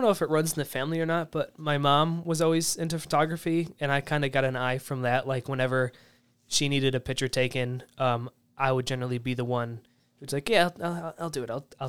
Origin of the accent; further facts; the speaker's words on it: New York, United States; I grew up in the Southern Tier, so there's a lot of nature.